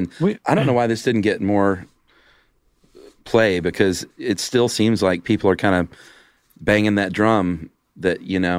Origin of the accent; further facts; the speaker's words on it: Florida, United States; I grew up in Florida, so we spent most of the summer with our shoes off.